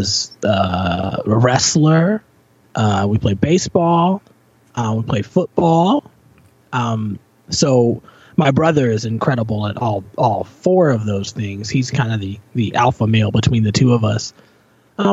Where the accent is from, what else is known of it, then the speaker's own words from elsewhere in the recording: Virginia, United States; now in Toronto, Canada; I grew up in Virginia.